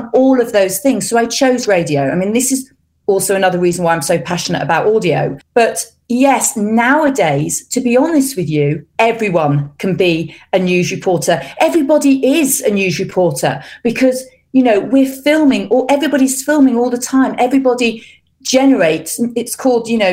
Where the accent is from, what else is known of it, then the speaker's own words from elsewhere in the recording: England, United Kingdom; moved away as an adult; now in Switzerland; because I'm English, but also because I'm an English camera person in Switzerland.